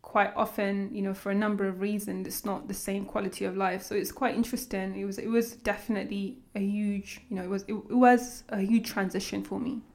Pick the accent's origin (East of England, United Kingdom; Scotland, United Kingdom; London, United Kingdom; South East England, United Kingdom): London, United Kingdom; also born or lived in Eritrea / Port Sudan, Sudan; I grew up around Hendon, Wembley Park, in London